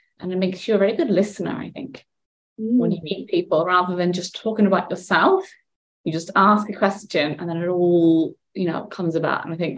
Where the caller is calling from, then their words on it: Accra, Greater Accra, Ghana; So I am in Accra, Ghana. It's 40 degrees and it is beautiful.